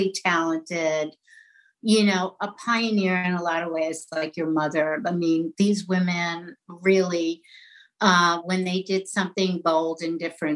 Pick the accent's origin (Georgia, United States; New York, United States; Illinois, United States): New York, United States; New York City; accent: New York; I grew up in New York City, in an Irish Catholic neighborhood